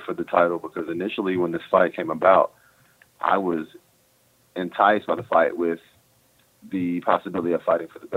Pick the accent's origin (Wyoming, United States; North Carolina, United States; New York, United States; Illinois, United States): North Carolina, United States; now in Dallas, United States; I'm from North Carolina